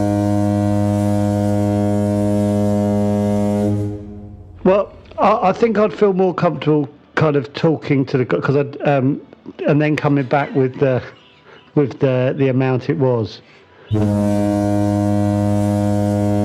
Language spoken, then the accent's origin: English; England, United Kingdom; I'm British and I was born in England